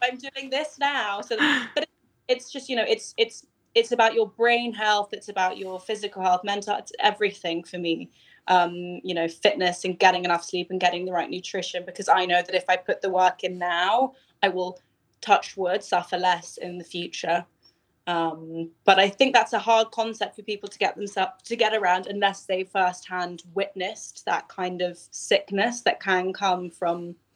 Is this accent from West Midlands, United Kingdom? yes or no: no; London, United Kingdom; growing up in London was it was amazing